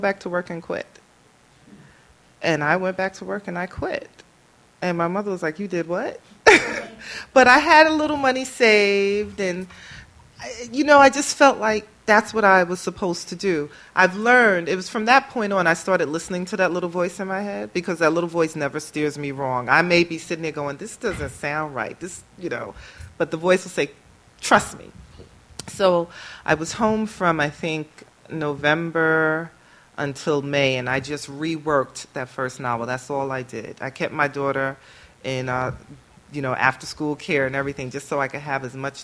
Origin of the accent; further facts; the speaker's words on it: New York City, New York, United States; Born and raised in Brooklyn, New York, and I still kind of sort of live in Brooklyn